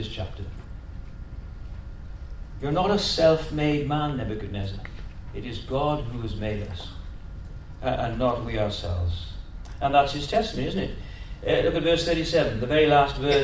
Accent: Welsh, Wales, United Kingdom; also born or lived in London; now in Australia; We're Welsh. All my kids have got Welsh names. They were born in London.

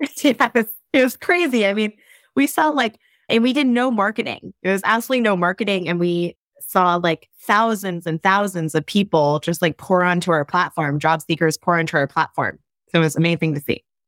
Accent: Ohio, United States; I grew up in Ohio.

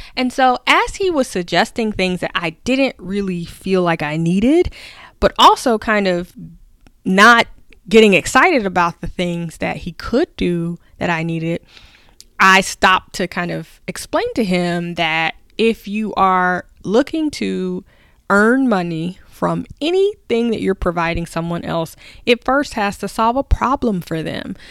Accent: the South, United States; I grew up in the South.

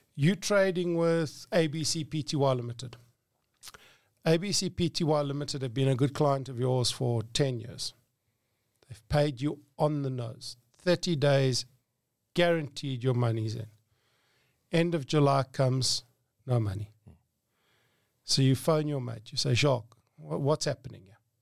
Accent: Johannesburg, Gauteng, South Africa; I grew up in Johannesburg

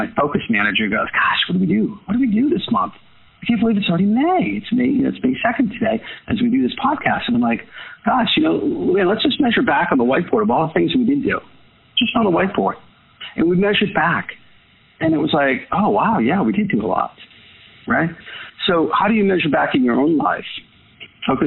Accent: Boston, Massachusetts, United States; I was from Boston

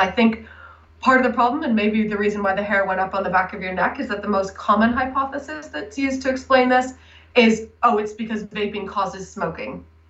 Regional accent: United States; now in United Kingdom; And as you might be able to tell from my accent, which is now a little bit of a hybrid, I've lived in the UK for quite a while now, but was raised in the US.

